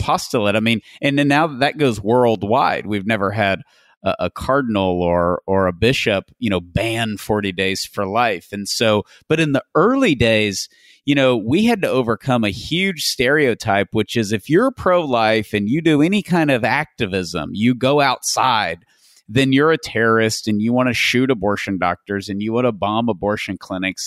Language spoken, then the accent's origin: English; Tyler, Texas, United States; I'm from Tyler, Texas, which is a missionary diocese